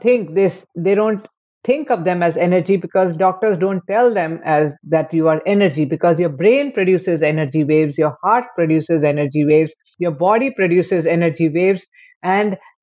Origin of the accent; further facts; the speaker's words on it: India; I am from India.